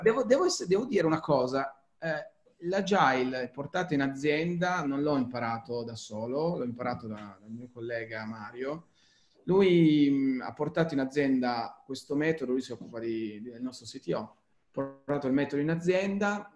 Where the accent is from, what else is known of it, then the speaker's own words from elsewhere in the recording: Turin, Piedmont, Italy; sono torinese